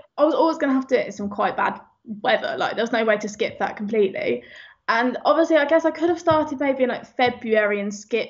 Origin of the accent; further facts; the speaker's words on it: Northampton, East Midlands, United Kingdom; moved away; also born or lived in London; I'm from the middle of the Midlands. I'm from Northampton, pretty much. I think the furthest place from the sea in the whole UK is like 20 minutes down the road from the house I grew up